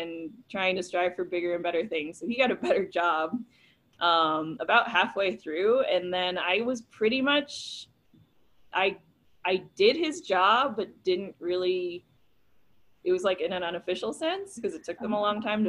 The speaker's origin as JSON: {"language": "English", "region": "New York", "country": "United States", "tie": "born or raised there", "also_born_or_lived": "Mid-South", "moved": "as an adult", "said": "growing up in New York, guns were like not a thing"}